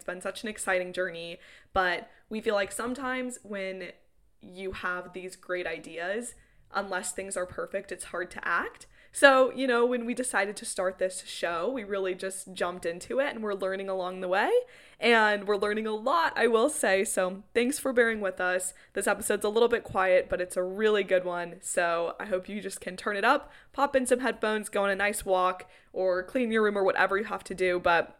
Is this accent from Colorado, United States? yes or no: yes; Colorado, United States; Well, from Colorado. Kiera and I are both from Colorado.